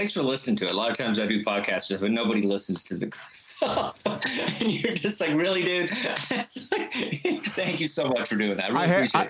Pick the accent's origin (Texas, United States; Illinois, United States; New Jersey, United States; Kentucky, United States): Texas, United States; moved away; also born or lived in Chile / New York; I was growing up in Texas. I was a weirdo and I became a Mormon in high school